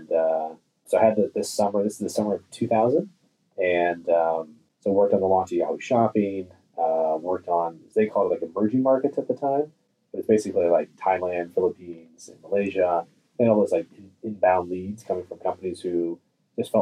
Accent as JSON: {"language": "English", "area": "San Francisco Bay Area", "region": "California", "country": "United States", "tie": "born or raised there", "said": "I grew up in the San Francisco Bay Area"}